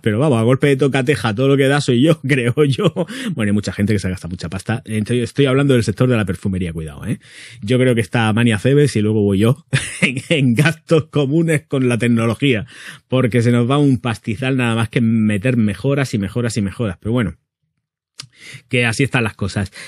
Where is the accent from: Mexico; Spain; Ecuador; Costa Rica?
Spain; Region of Murcia; como buen murciano que soy